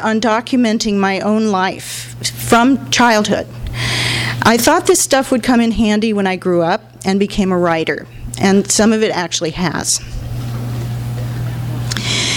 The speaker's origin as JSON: {"language": "English", "town": "Los Angeles", "region": "California", "country": "United States", "tie": "born or raised there", "said": "I grew up in Hollywood."}